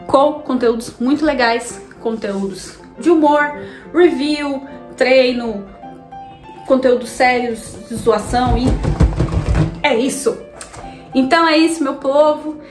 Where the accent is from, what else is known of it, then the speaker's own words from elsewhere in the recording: Brazil; a gente é brasileiro